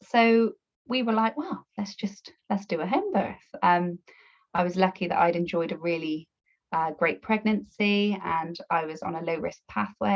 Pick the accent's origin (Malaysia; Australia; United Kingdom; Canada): United Kingdom; Bristol, South West England; accent: Bristolian twang; now in Somerset, United Kingdom; I'm from Bristol, so probably got a bit of a Bristolian twang there